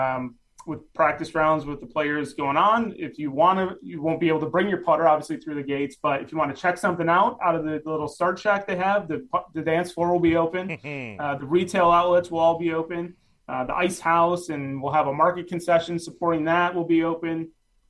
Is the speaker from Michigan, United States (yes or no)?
yes; Michigan, United States; moved away; I'm from Michigan originally.